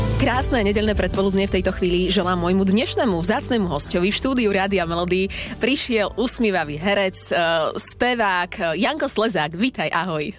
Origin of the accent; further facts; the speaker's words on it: eastern Slovakia, Slovakia; ja som z východu originál